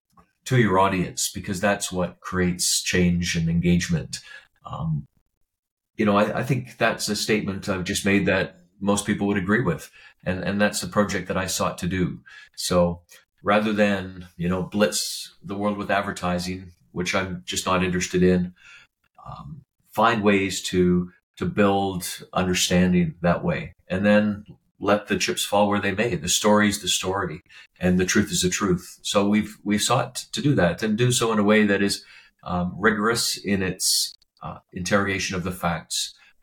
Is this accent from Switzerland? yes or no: no; Lethbridge, Alberta, Canada; when I was a young boy growing up in Lethbridge, that wasn't really a big town, but we got out of town.